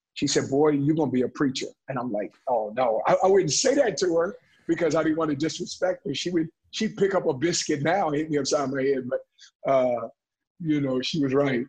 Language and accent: English; Oakland, California, United States; also born or lived in Stockton, California; I grew up in West Oakland